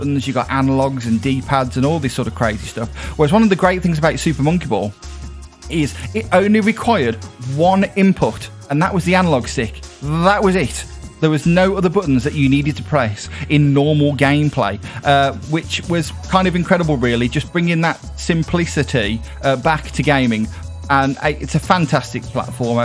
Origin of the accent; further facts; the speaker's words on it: United Kingdom; as a Brit